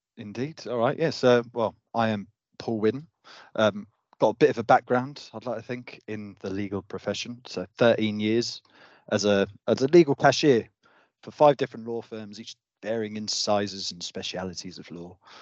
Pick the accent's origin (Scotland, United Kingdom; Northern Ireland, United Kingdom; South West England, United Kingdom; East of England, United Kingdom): South West England, United Kingdom; Devon; I'm from Devon now, but, yeah, a small